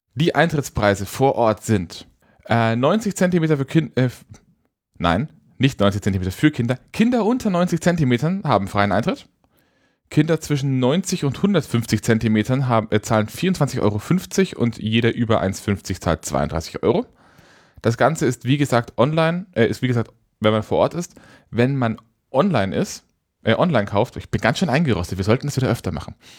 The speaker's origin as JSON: {"language": "German", "town": "Nuremberg", "region": "Bavaria", "country": "Germany", "tie": "born or raised there", "said": "in meiner Kindheit auch immer in Nürnberg"}